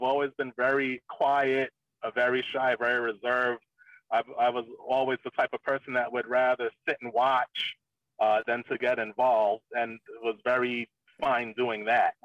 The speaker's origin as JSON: {"language": "English", "town": "New York City", "region": "New York", "country": "United States", "tie": "born or raised there", "moved": "yes", "said": "I grew up in the Bronx, probably not the worst part of the Bronx, but not a great part of the Bronx either"}